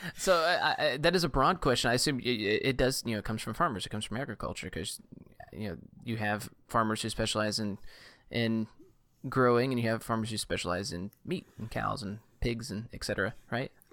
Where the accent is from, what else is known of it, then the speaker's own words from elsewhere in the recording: Southeast Louisiana, United States; I grew up in Southeast Louisiana